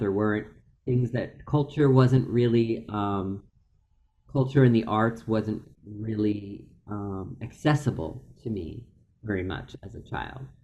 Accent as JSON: {"language": "English", "town": "Philadelphia", "region": "Pennsylvania", "country": "United States", "tie": "born or raised there", "said": "I grew up in Philadelphia, out outside of the city, more in the suburbs"}